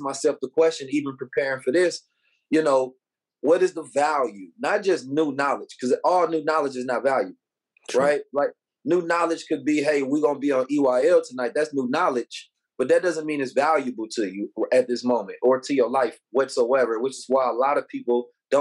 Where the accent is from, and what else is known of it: Oakland, California, United States; born or raised there